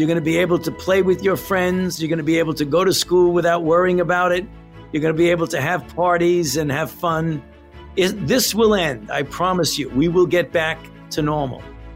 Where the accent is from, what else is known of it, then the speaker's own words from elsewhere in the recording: New York City, New York, United States; my favorite place in Brooklyn is where I used to go when I was a child in the summer